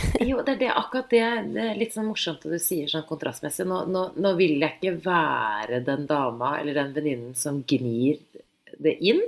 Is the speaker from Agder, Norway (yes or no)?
no; Oslo, Norway; Jeg er vokst opp i byen